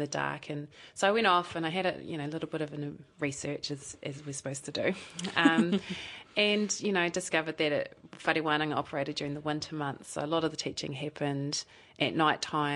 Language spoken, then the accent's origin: English; Invercargill, Southland, New Zealand; now in Dunedin, New Zealand; I actually grew up in Invercargill, so I'm born and bred Southlander